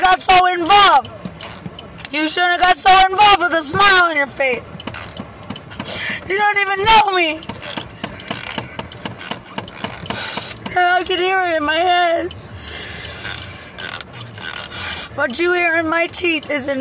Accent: Lubbock, Texas, United States; I'm from Lubbock

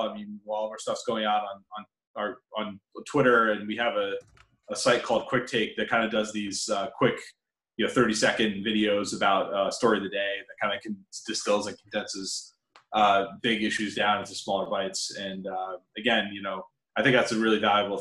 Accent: Washington, United States; I grew up in the Washington area

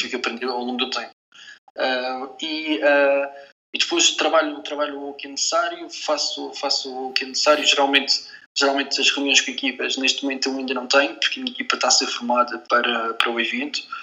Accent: Portugal; nós somos portugueses

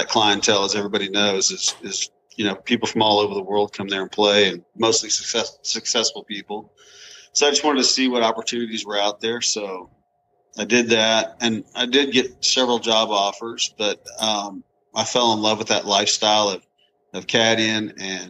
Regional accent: Amarillo, Texas, United States; moved away as an adult; also born or lived in Oregon; I grew up in Amarillo, Texas, and actually just recently moved back here about 7 months ago. I've always wanted to come back. You know, I lived out in Oregon for 20 years, but always wanted to come back home.

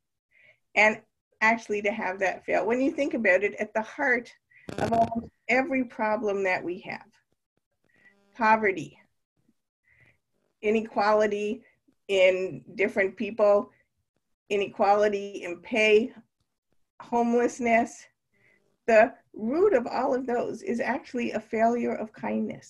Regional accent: Canada; moved away as an adult; now in Naperville, United States; growing up in Canada

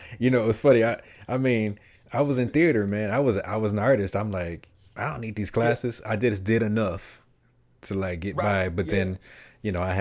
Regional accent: Detroit, Michigan, United States; I grew up on the east side of Detroit.

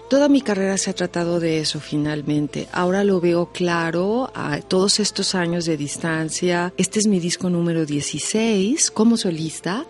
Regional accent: Mexico; artista mexicana de mi generación

